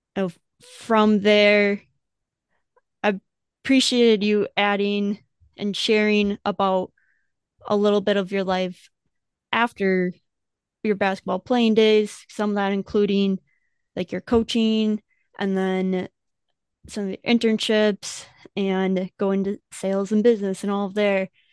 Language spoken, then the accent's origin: English; Wisconsin, United States; growing up in Wisconsin